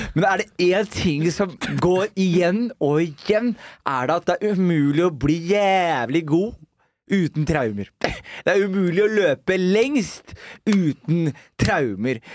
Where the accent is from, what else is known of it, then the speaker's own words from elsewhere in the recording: Skien, Vestfold og Telemark, Norway; Vi vokste jo opp sammen på Gulset